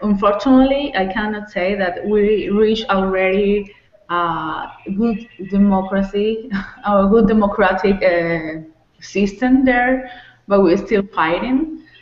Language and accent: English; Venezuela; moved away; from Venezuela, but right now I am outside of Venezuela